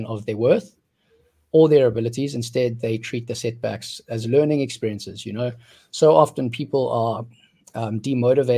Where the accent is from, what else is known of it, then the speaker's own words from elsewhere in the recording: South Africa; now in Vietnam; I grew up in South Africa.